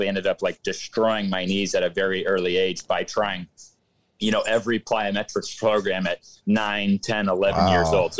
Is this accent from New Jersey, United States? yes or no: no; Florida, United States; also born or lived in San Jose, California; I'm from San Jose. And my parents then moved to Florida when I was about six